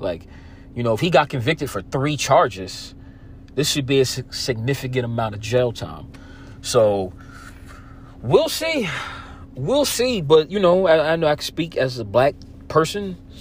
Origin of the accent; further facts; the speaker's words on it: New Jersey, United States; I'm from Jersey